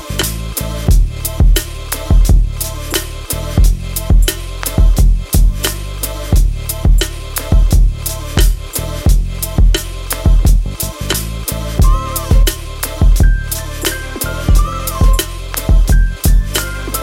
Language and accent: English; United Kingdom; I'm British